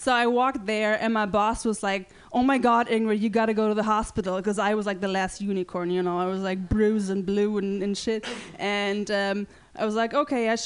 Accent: Germany; English is a second language; now in San Francisco, United States; I'm from Germany

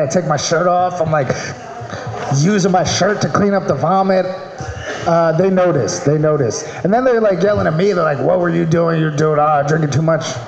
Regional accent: Maryland, United States; moved away; I'm from Maryland

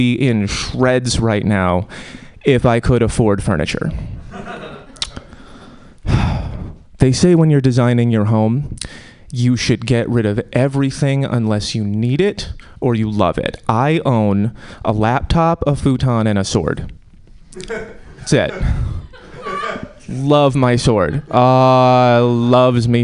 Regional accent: Connecticut, United States; now in Oakland, United States; I'm from Connecticut.

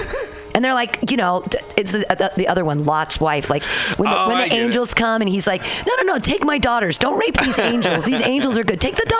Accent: Danville, California, United States; When I was little, I grew up in Danville

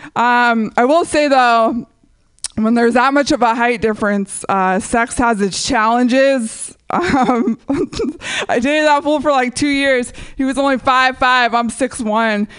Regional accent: San Jose, California, United States; when I was growing up in San Jose

